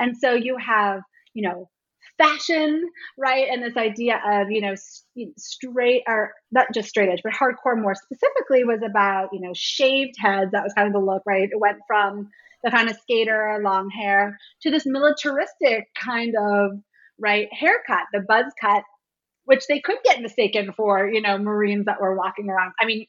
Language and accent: English; Washington, District of Columbia, United States; I was a little too young for the hardcore scene here in DC. I grew up more on …, you know, …'s later band